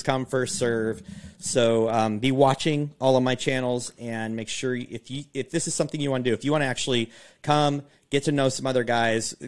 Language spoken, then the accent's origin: English; Pacific Northwest, United States; growing up on the Pacific Northwest